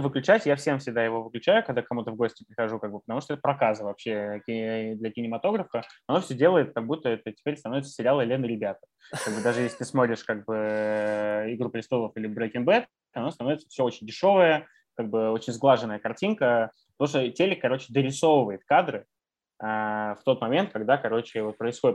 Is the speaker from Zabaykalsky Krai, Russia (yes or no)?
no; Kaliningrad, Kaliningrad Oblast, Russia; moved away; also born or lived in Canada; я вырос в Калининграде